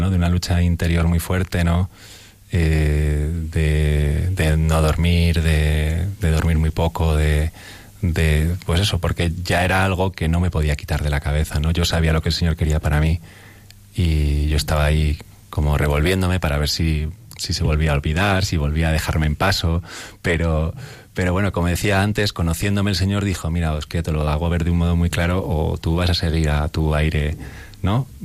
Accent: Madrid, Community of Madrid, Spain; llevar a, pues a, mi pueblo, ¿no? a ese pequeño barrio joven ¿no? de, de Carabanchel.

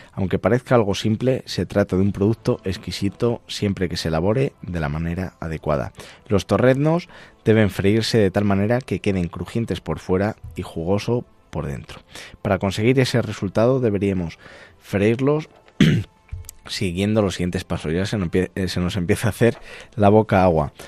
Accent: Castile and León, Spain; somos castellanos

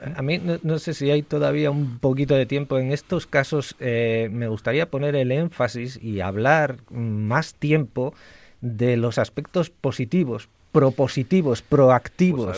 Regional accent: León, Castile and León, Spain; yo soy leonés

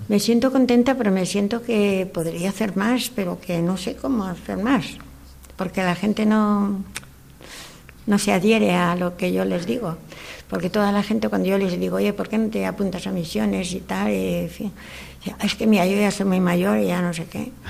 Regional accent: León, Castile and León, Spain; now in Valencia, Spain

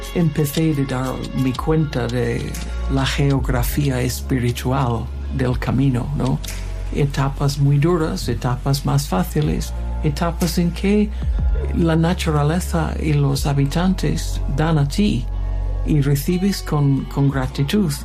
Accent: Toronto, Ontario, Canada; Spanish is a second language; also born or lived in London, United Kingdom; now in Spain; Soy de Toronto, de Canadá

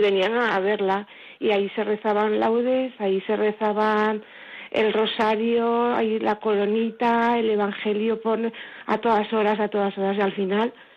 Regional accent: Villafranca, Spain; now in Marcilla, Spain; yo soy de Villafranca, aunque vivo en Martilla

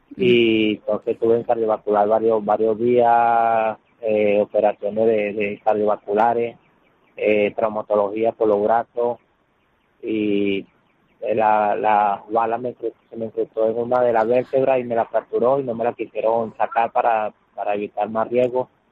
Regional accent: Venezuela; moved away as an adult; tengo un año que salí de Venezuela por la situación

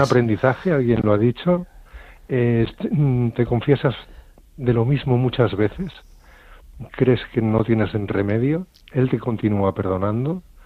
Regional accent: Colmenar Viejo, Community of Madrid, Spain; yo soy de Colmenar Viejo

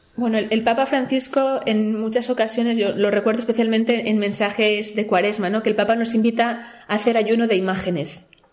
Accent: Valladolid, Castile and León, Spain; moved away as an adult; also born or lived in Madrid; now in Washington, United States; Soy de Valladolid, pero actualmente me encuentro viviendo en, Washington, en los Estados Unidos

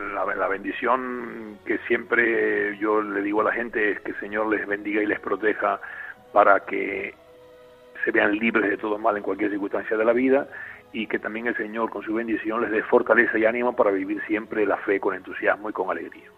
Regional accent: La Palma, Canary Islands, Spain; now in Tenerife, Spain; la isla de La Palma, que es mi isla natal

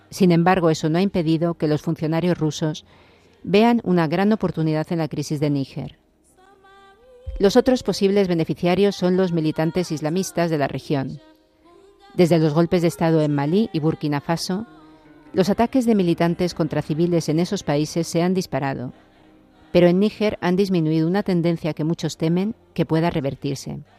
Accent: Spain; que me tienen que repatriar, que soy español y se sorprende que quiera continuar a casa.

